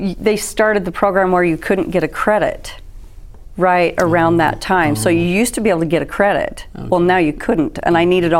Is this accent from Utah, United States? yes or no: yes; Provo, Utah, United States; I was born in Provo City, Utah County.